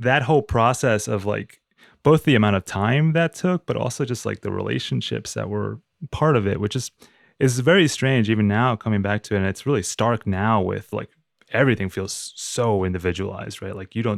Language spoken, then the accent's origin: English; Uruguay; growing up in Uruguay and then visiting my grandparents, visiting my family in Uruguay